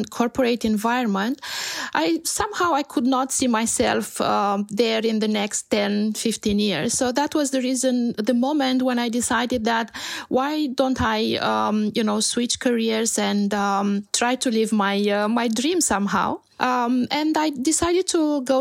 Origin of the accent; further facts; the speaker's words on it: Romania; also born or lived in Canada / Bucharest; I grew up in Romania, and I have to say that I lived for a few years in Canada, and then I came back to Romania